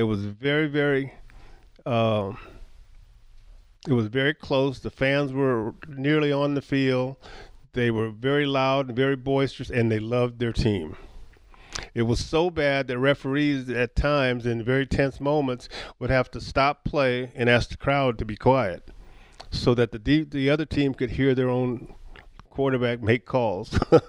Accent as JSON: {"language": "English", "region": "the South", "country": "United States", "tie": "born or raised there", "said": "Because this was a place that in growing up in the South, if you wanted to see if you had the ability, where would you go first?"}